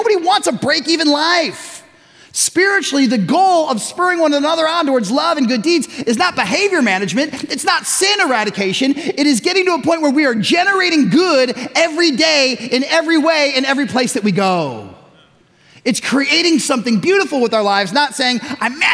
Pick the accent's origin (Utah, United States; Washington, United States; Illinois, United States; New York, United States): Illinois, United States; Chicago; also born or lived in Tucson / West Michigan; now in Zeeland, United States; We're growing up in Chicago, suburban Chicago